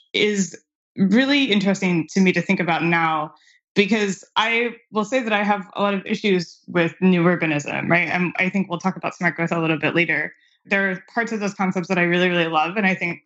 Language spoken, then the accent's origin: English; Anne Arundel County, Maryland, United States; also born or lived in Cleveland / Washington DC; now in Washington, D.C., United States; Anne Arundel County, which is where I grew up in Maryland.